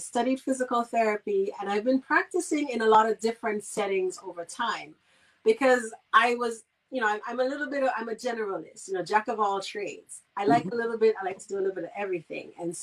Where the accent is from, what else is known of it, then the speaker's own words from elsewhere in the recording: Saint Kitts, St. Kitts & Nevis; moved away as an adult; I'm from St. Kitts originally, the Federation of St. Kitts and Nevis. I'm not forgetting my Nevisians. And I grew up on the island, and I left at the time when I needed to go to college.